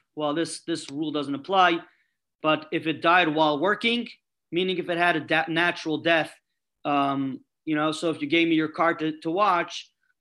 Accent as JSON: {"language": "English", "town": "New York City", "region": "New York", "country": "United States", "said": "I'm coming from Brooklyn"}